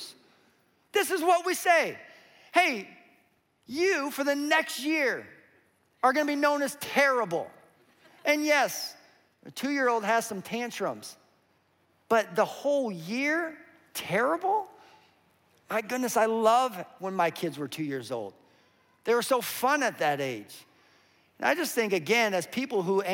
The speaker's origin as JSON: {"language": "English", "area": "Western Slope", "region": "Colorado", "country": "United States", "tie": "born or raised there", "said": "I grew up in Colorado on the western slope"}